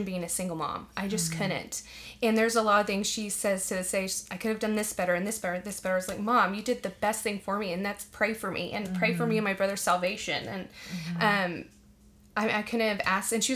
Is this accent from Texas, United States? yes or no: yes; Arlington, Texas, United States; now in Dallas, United States; I am from Arlington, right down the road